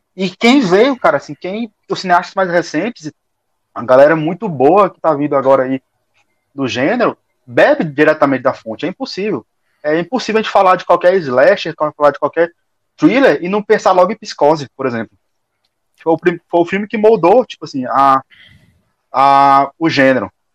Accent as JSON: {"language": "Portuguese", "town": "Teresina", "region": "Piauí", "country": "Brazil", "moved": "as an adult", "said": "sou daqui de Teresina. Retornei para Teresina não faz muito tempo"}